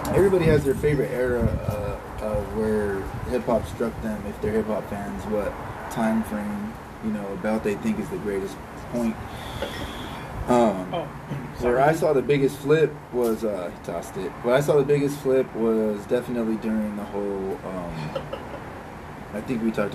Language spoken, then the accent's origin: English; California, United States; We're obviously from California, so we're not from New York.